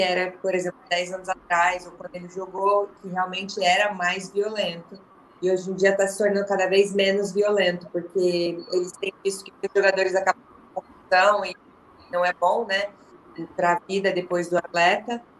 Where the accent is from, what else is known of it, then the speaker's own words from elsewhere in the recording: Curitiba, Paraná, Brazil; Eu sou de Curitiba